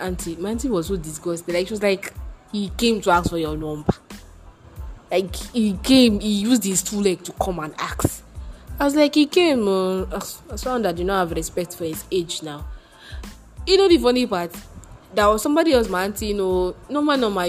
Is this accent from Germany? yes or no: no; Nigeria; as a Nigerian person